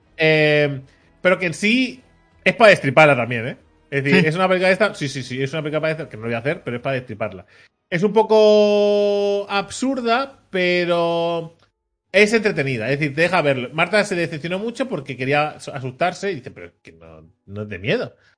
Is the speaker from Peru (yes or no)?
no; Catalonia, Spain; yo, que soy nacido aquí en Cataluña, ¿vale? Que soy de padres catalanes, ¿vale? Y de abuelos de Jaén, ¿vale? Pero que soy, que soy de aquí